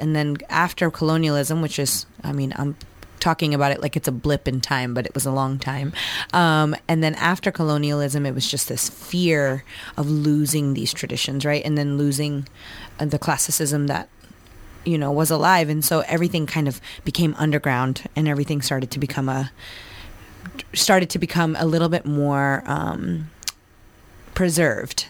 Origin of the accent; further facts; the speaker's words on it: New Jersey, United States; I grew up in New Jersey.